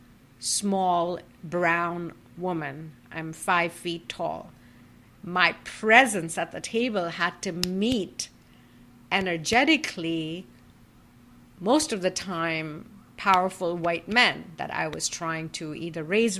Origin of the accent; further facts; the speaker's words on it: Kolkata, West Bengal, India; as an Indian woman who grew up in a Hindu joint family in Calcutta